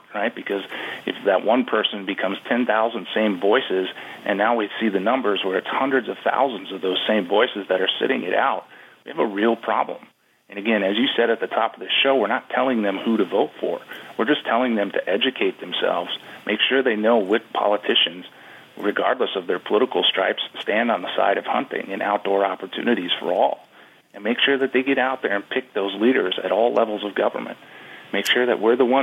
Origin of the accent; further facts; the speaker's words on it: Wisconsin, United States; My home state of Wisconsin